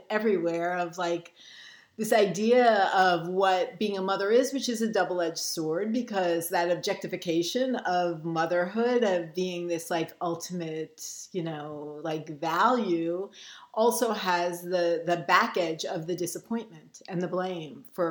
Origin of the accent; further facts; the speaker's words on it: New York City, New York, United States; I grew up in Brooklyn